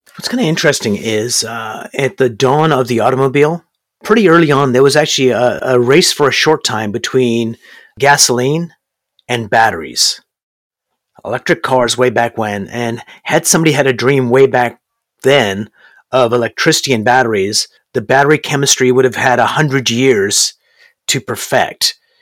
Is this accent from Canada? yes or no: yes; Canada; also born or lived in Berkeley, California / Brampton, Ontario; I'm actually here in Brampton, Ontario, Canada, and I'm a Canadian